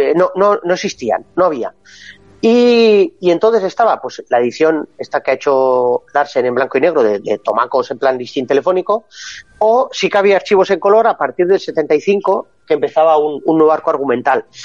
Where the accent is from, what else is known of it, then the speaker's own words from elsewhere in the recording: Basque Country, Spain; Que soy vasco